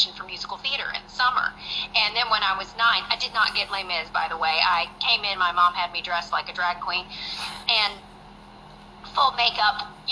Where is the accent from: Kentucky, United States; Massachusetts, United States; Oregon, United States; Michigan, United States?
Kentucky, United States; Lexington; I'm from Lexington, Kentucky